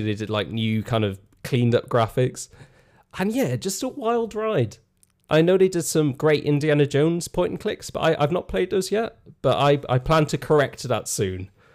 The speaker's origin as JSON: {"language": "English", "country": "Ireland", "moved": "yes", "said": "being Irish"}